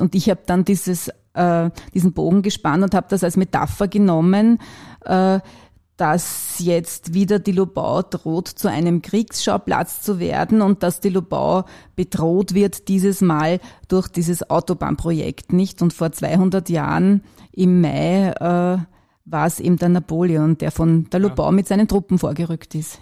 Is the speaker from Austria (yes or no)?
yes; Wachau, Lower Austria, Austria; now in Vienna, Austria; Ich bin ursprünglich Niederösterreicherin und komme aus der Wachau und habe dann in verschiedenen Bezirken in Wien gelebt